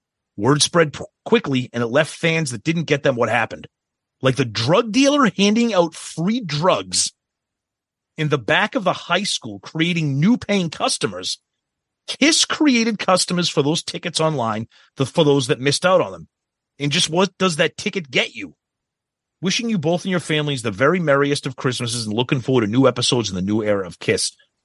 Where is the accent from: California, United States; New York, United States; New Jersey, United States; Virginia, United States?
New Jersey, United States; I was a teenager growing up in New Jersey when … came out.